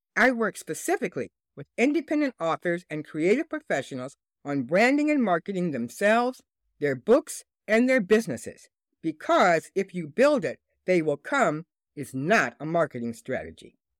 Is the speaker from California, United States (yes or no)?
no; Detroit, Michigan, United States; my hometown and business headquarters, Detroit, Michigan